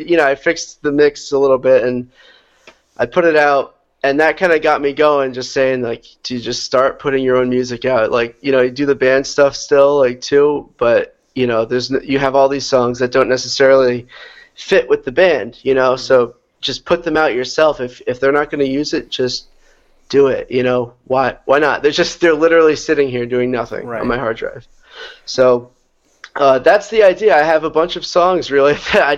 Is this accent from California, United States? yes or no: no; New York, United States; So I am originally from New York. That's where I grew up. A little bit upstate of the city, but I'm still kind of low in the – still in the southern area